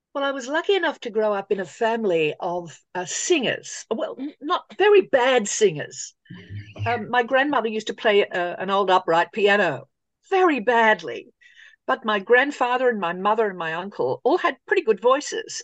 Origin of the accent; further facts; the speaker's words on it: Sydney, New South Wales, Australia; I grew up in Sydney going to see all the old musicals.